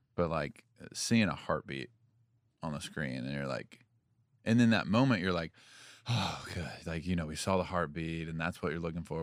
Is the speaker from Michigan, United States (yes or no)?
no; Franklin, Tennessee, United States; also born or lived in Union City, Tennessee; And then we moved here. We moved to Franklin in fifth grade.